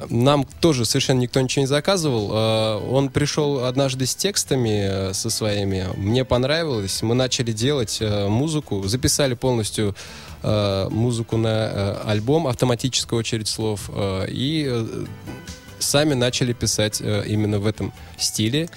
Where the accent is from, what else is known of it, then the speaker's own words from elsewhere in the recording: Bashkortostan, Russia; moved away as an adult; now in Saint Petersburg, Russia; сам я приехал в прошлом году из Башкирии, угу. с родины